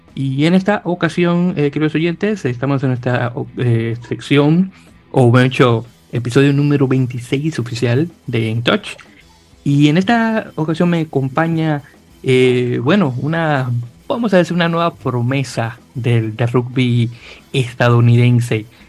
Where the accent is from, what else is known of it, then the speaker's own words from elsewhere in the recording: Santo Domingo, Dominican Republic; moved away as an adult; now in New York, United States; oriundo de Santo Domingo, República Dominicana